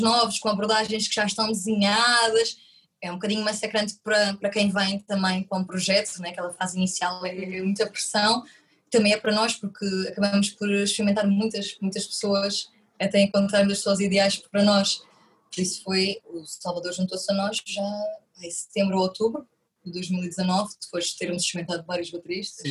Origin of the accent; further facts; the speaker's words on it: Madeira, Portugal; moved away; also born or lived in Porto; eu sou natural da Madeira